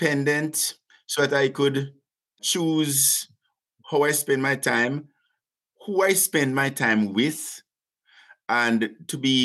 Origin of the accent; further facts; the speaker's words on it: Jamaica; moved away as an adult; now in Canada; being a young Jamaican, 26, in Canada